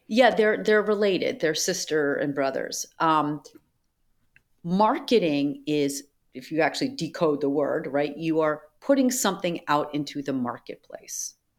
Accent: Boston, Massachusetts, United States; I grew up in Boston

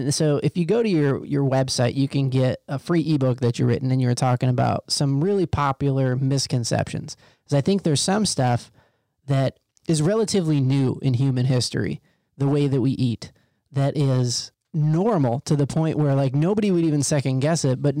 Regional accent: Midwest, United States; So I grew up in the Midwest

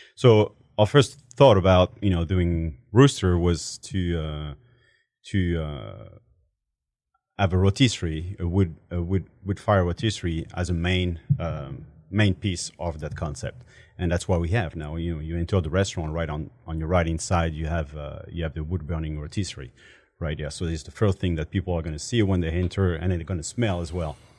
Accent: Paris, Île-de-France, France; English is a second language; moved away as an adult; now in Houston, United States; I'm a full-blood Portuguese, born and raised in France

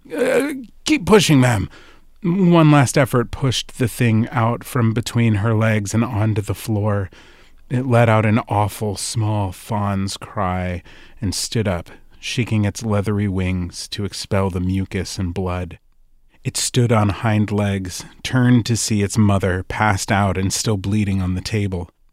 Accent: New Jersey, United States; Growing up in New Jersey

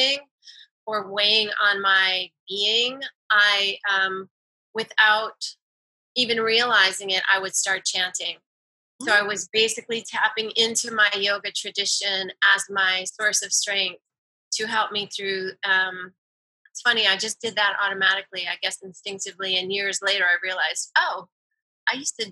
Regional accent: New York City, New York, United States; from New York City. I grew up with yoga. My mom was practicing before I was born, so I was born right into it, blessed by her guru when I was a baby. And I grew up in the city

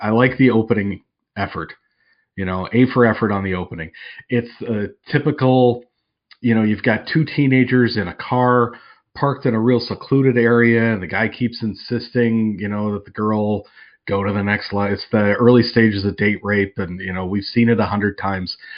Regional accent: outside of Chicago, Illinois, United States; I grew up outside of Chicago

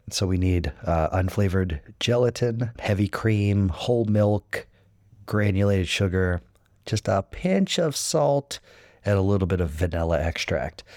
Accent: United States

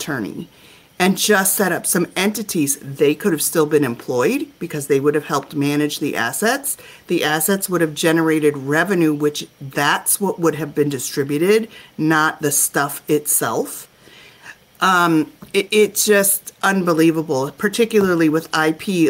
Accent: Minnesota, United States; I'm from Minnesota

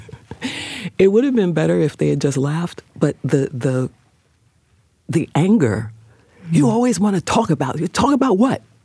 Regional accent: New York, United States; I grew up on 146th Street between uh, Lenox

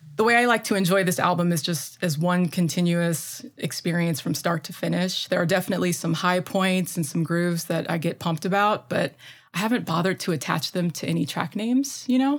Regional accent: Midwest, United States; accent: Midwestern; my terrible Midwestern accent

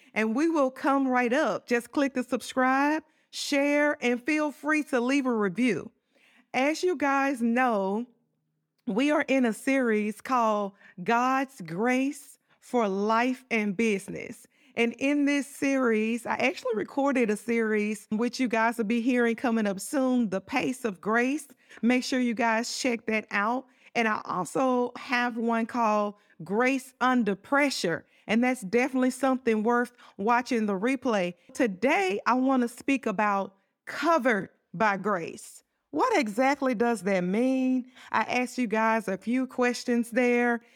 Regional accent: Southern, United States; accent: Southern country; my Southern country accent

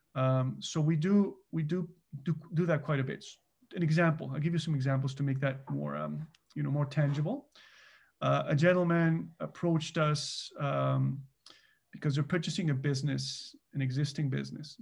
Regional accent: Mexico; moved away as an adult; now in Canada; so I'm actually originally from Mexico. So I immigrated to Canada in nineteen ninety-nine

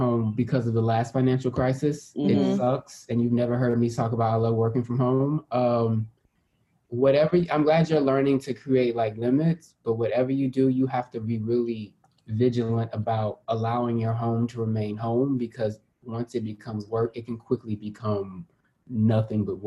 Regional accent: Houston, Texas, United States; I'm very from Houston

